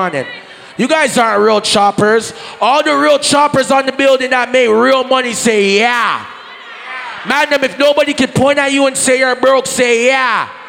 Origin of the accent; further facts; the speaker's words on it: Portmore, Saint Catherine, Jamaica; I'm from Portmore, that's in JA.